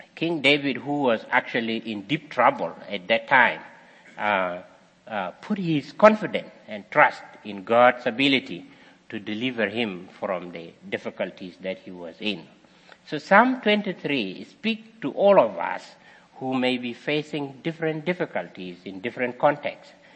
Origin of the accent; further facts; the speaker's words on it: South Sudan; moved away; I was also practicing as a shepherd boy also in my country many years ago